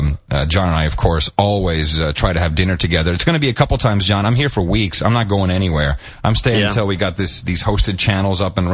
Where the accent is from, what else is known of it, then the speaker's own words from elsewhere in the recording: England, United Kingdom; moved away; I'm from England.